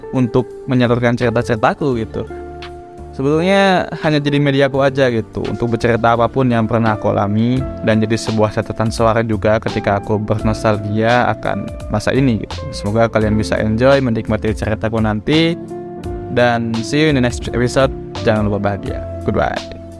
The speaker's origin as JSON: {"language": "Indonesian", "town": "Bandung", "region": "West Java", "country": "Indonesia", "tie": "born or raised there", "moved": "as an adult", "lives_now": "Yogyakarta, Indonesia", "said": "aku bukan asli Jogja aku aslinya dari Bandung yang saat ini berkuliah di Jogja"}